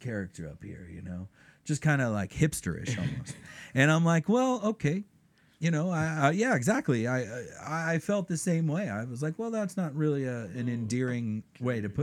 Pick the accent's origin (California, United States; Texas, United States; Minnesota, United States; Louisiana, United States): California, United States; Lake Arrowhead; also born or lived in Crestline; I grew up in Crestline and Lake Arrowhead